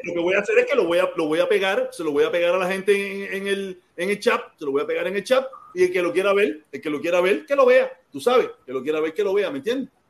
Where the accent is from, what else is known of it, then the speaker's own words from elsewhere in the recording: Cuba; moved away as an adult; now in United States; nosotros los cubanos que vivíamos en Cuba y que nos fuimos grandes